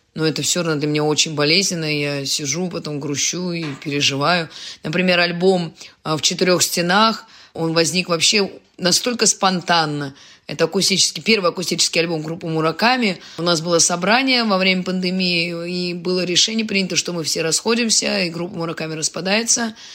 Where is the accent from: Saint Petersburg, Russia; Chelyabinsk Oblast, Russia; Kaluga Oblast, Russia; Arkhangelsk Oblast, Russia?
Saint Petersburg, Russia; now in Kazan, Russia; я же родилась в Ленинграде